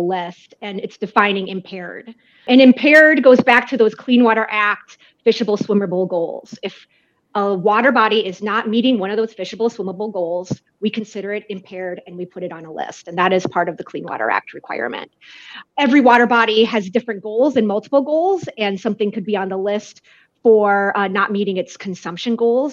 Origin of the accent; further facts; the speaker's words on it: Holdingford, Minnesota, United States; I am born and raised in Minnesota. I went to my first 12 years of education in a little town called Holdingford, Minnesota.